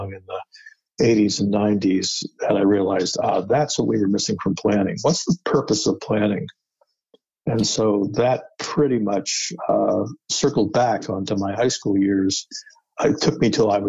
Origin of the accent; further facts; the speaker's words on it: upstate New York / outside New York City, United States; moved away as an adult; also born or lived in Pittsburgh, Pennsylvania / New Jersey / Vermont / Washington, D.C.; now in Boston, United States; I was born in Pittsburgh, but spent most of my life in upstate New York, and then outside of New York City in New Jersey. So generally a New Yorker, Northeast